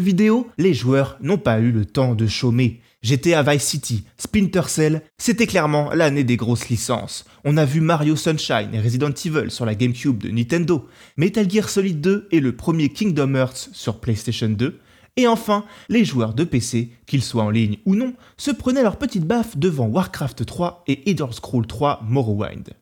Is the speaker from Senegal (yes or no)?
no; France; chez nous en France